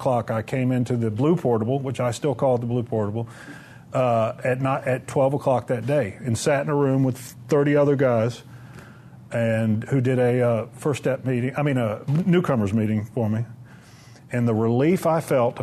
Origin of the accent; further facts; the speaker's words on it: Murfreesboro, Tennessee, United States; I'm from Murfreesboro